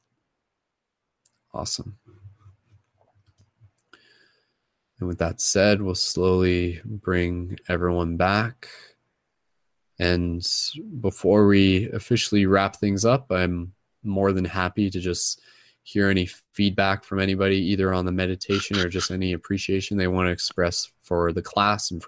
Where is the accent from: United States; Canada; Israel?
Canada; accent: Canadian; my Canadian accent